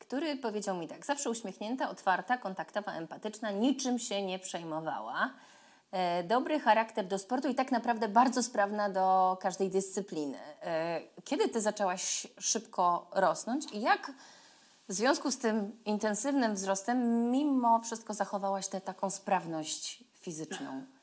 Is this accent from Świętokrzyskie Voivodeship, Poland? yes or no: no; Wieluń, Łódź Voivodeship, Poland; born there; Ja urodziłam się w Wieluniu